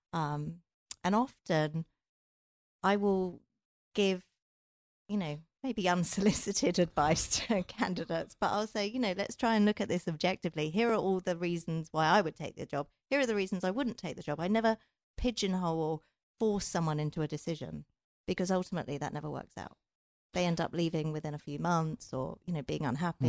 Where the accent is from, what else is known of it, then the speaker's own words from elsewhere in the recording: England, United Kingdom; I'm from England.